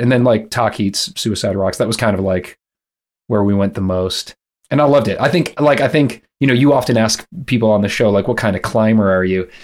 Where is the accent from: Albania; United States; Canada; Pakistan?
United States; Michigan; also born or lived in Los Angeles, California; now in Louisville, United States; I grew up in Michigan. My parents were there